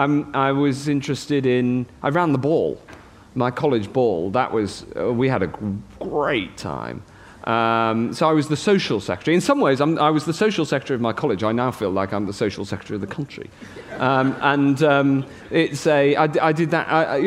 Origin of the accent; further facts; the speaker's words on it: Chester, North West England, United Kingdom; accent: Cheshire; So I lost my Cheshire accent. It was a chance to start again, actually. It was a chance to... I met a completely new group of friends. Just the opportunities were unbelievable. And coming from quite a provincial town, Chester's lovely. It's a great place to grow up.